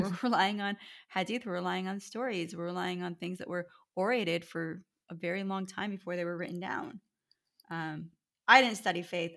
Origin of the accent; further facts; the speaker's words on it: United States; also born or lived in Erie, Pennsylvania / California; having been born and raised in America